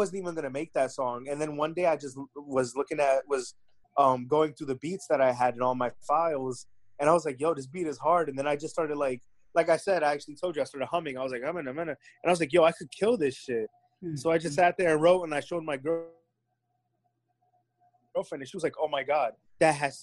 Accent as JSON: {"language": "English", "town": "Clifton", "region": "New Jersey", "country": "United States", "said": "I was like, Clifton"}